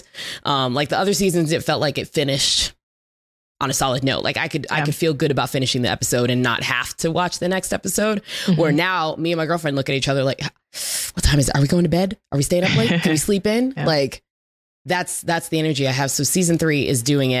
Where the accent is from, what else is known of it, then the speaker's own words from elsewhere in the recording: Chicago, Illinois, United States; being a Chicagoan